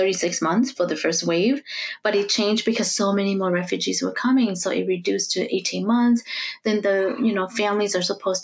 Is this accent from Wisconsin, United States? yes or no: no; St. Paul, Minnesota, United States; also born or lived in Laos; I grew up in St. Paul, right? Mostly in St. Paul.